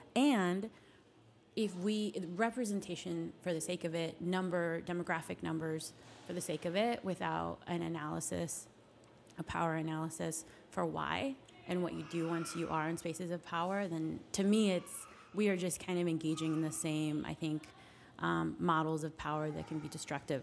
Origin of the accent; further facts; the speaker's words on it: Carson City, Nevada, United States; moved away as an adult; also born or lived in Reno, Nevada; now in Washington, D.C., United States; I came from rural Nevada, so a much smaller city. I grew up in Carson City, went to college in Reno, and moved right to DC.